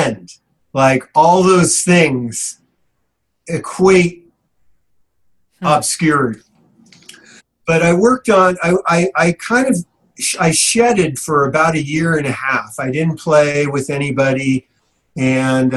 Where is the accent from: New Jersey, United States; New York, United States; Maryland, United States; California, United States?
California, United States; South San Francisco; South San Francisco, the industrial city, and that's my hometown